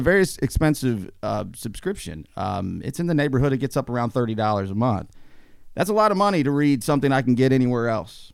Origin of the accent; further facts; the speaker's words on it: United States; as an American